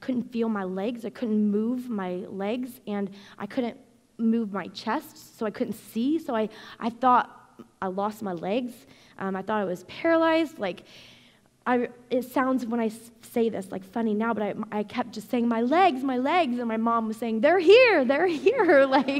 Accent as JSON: {"language": "English", "region": "Indiana", "country": "United States", "tie": "born or raised there", "also_born_or_lived": "Arizona", "moved": "as an adult", "said": "I was born and raised in Indiana"}